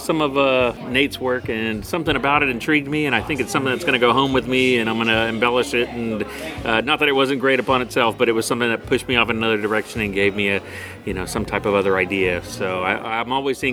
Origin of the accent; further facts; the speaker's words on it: Austin, Texas, United States; I'm originally from Austin, Texas